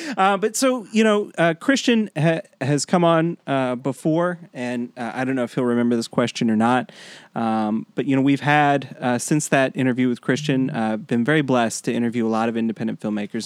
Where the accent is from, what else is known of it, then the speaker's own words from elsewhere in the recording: Panama City, Florida, United States; I grew up in, I grew up in Florida, I grew up in Panama City